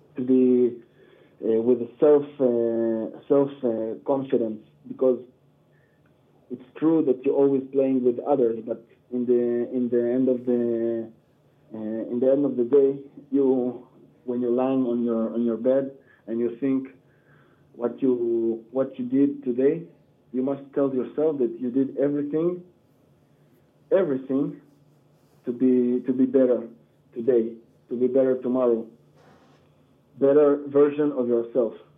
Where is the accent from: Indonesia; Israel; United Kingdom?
Israel; I'm coming from Israel